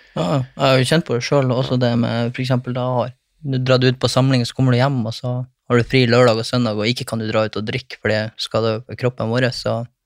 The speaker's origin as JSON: {"language": "Norwegian", "town": "Bodø", "region": "Nordland", "country": "Norway", "said": "ei ekstramor i Bodø. ja. der jeg kommer fra"}